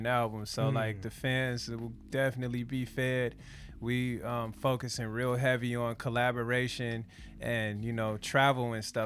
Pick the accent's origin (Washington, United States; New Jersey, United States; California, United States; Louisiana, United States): California, United States; Los Angeles; also born or lived in San Pedro, California; I'm born and raised in Leimert Park